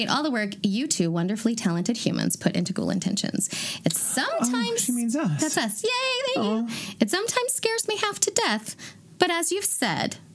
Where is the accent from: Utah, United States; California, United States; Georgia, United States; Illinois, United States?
Illinois, United States; Chicago; I grew up in Chicago a very haunted city, and seemed to be on the radar of every spirit in the vicinity.